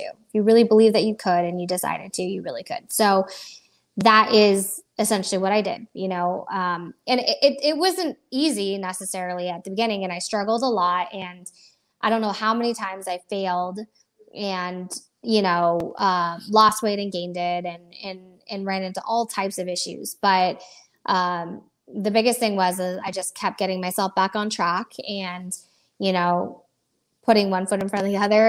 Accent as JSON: {"language": "English", "region": "Florida", "country": "United States", "tie": "born or raised there", "also_born_or_lived": "Iowa", "said": "I was born in Iowa, of all places. Um, I have been uh, I've been in Florida since I was a young kid, so I grew up here"}